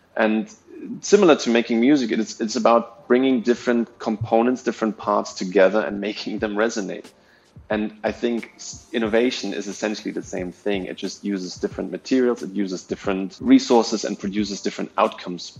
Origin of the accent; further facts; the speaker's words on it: Berlin, Germany; moved away as an adult; also born or lived in Austria; now in Singapore; I was born in East Berlin. So I, I was still I was I'm still old enough to be born in a country that doesn't exist anymore. Right. So I'm originally from from that part, but yeah, I grew up in Berlin and lived there for until I was like 22